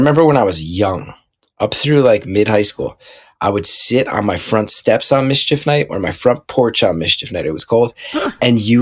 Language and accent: English; West Orange, New Jersey, United States; growing up in West Orange back then